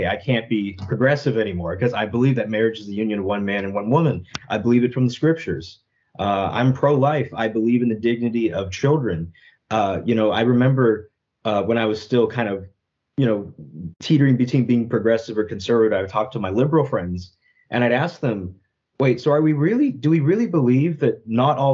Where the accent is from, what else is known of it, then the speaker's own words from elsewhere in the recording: United States; I grew up in the United States